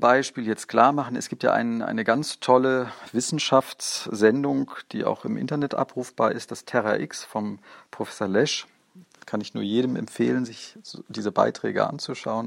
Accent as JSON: {"language": "German", "region": "Bavaria", "country": "Germany", "said": "Bei uns in Bayern"}